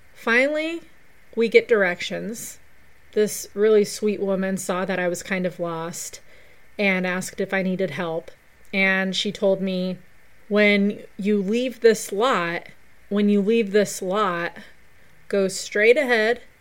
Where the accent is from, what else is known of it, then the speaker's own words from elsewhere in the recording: Pueblo, Colorado, United States; my hometown of Pueblo